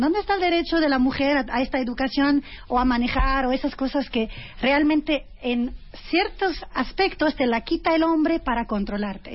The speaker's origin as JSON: {"language": "Spanish", "country": "France", "tie": "born or raised there", "said": "crecí en Francia"}